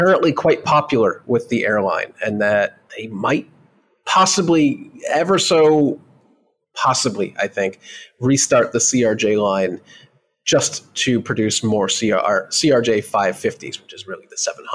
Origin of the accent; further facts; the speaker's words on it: United States; as an American